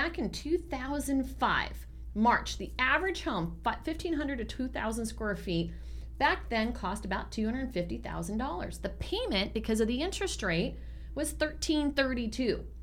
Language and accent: English; San Francisco Bay Area, California, United States; now in Arizona, United States; I'm from the Bay